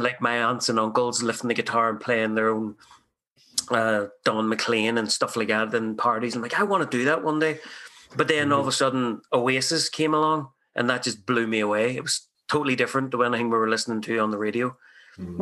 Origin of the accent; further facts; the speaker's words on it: Ireland; now in Canada; I'm an immigrant from Ireland